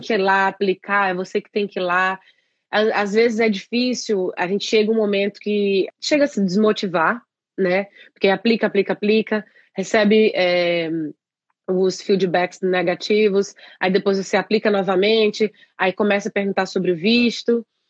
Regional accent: interior of Pará, Brazil; moved away as an adult; also born or lived in São Paulo, Brazil; now in Ireland; Sou do interior do Pará, no Brasil

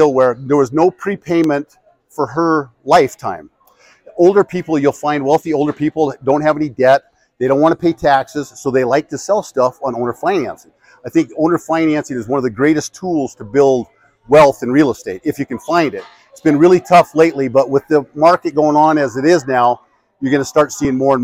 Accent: Great Falls, Montana, United States; now in Missoula, United States; I'm from Great Falls

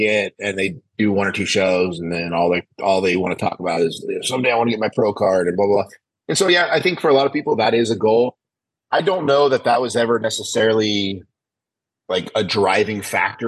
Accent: Oakdale, California, United States; I grew up in Oakdale, California

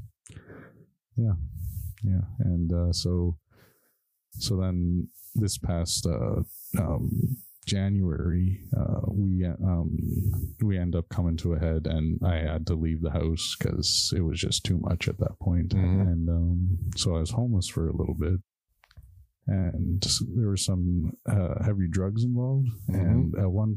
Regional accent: Yellowknife, Northwest Territories, Canada; moved away as an adult; now in Ottawa, Canada; I'm originally from Yellowknife in Northwest Territories.

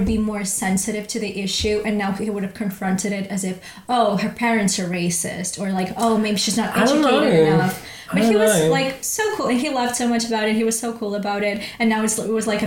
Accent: Cartagena, Region of Murcia, Spain; first language Russian; English is a second language; also born or lived in Ukraine / London; in my school where I grew up in Cartagena, there was no black person

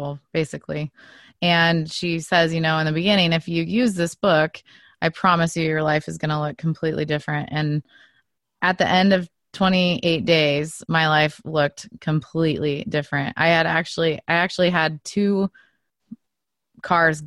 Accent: Oregon, United States; I was born here, but my whole family is from Switzerland. So I actually live just outside of where I grew up. Is this little, it's a little town in Oregon that was all settled by Swiss people

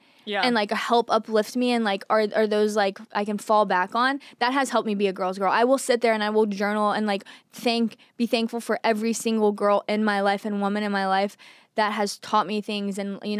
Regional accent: Texas, United States; But I just think growing up in Texas, I was always one of the bros.

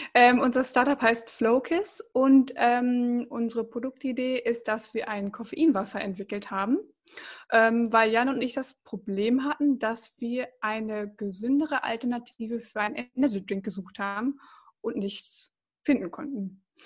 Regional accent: Bocholt, North Rhine-Westphalia, Germany; ich komme aus Bocholt

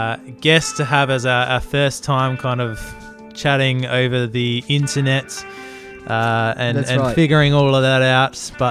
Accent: Australia; Yeah, I'm the Aussie one.

